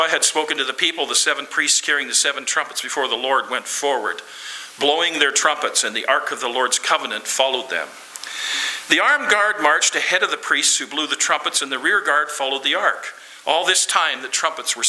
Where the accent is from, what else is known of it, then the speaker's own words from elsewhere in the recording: Lloydminster, Canada; I'm from Lloydminster, the city of Lloydminster, and that's 32 approximately thousand people.